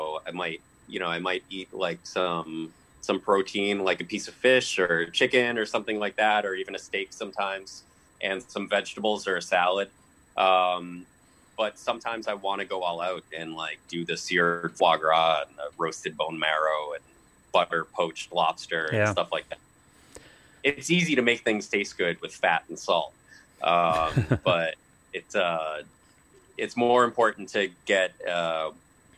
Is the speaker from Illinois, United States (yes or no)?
no; Lowell, Massachusetts, United States; also born or lived in Chelmsford, Massachusetts; I'm a mutt from Lowell.